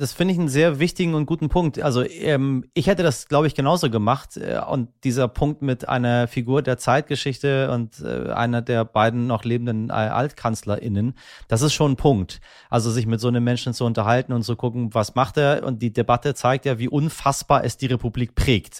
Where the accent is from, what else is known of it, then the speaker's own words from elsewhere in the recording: Iran; unser eins als Iraner